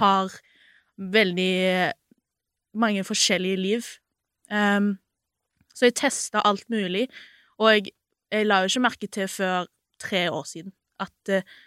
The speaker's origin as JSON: {"language": "Norwegian", "town": "Sandnes", "region": "Rogaland", "country": "Norway", "moved": "as an adult", "lives_now": "Oslo, Norway", "said": "jeg er jo egentlig fra Sandnes."}